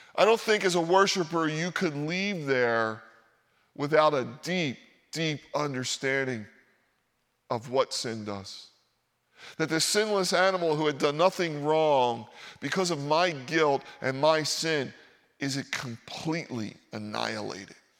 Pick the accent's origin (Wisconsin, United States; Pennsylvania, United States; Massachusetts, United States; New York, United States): Pennsylvania, United States; Philadelphia; moved away; I grew up in Philadelphia